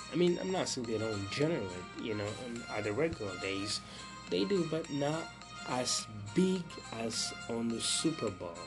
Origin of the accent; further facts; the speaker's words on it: Burundi; moved away; since I was a, a young teenager back in Burundi, my home country